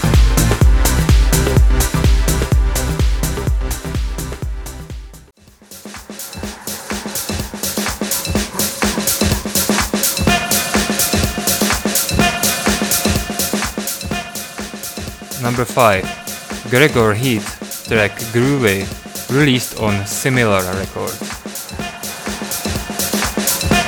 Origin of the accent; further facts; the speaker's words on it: Plzeň, Plzeň Region, Czechia; my hometown Pilsen